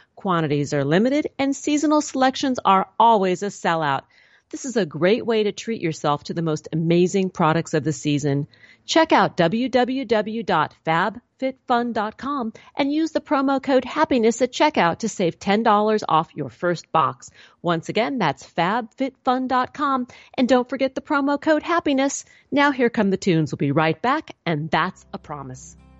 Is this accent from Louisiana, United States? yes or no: no; California, United States; I'm from California. My people might have a, smoke a little pot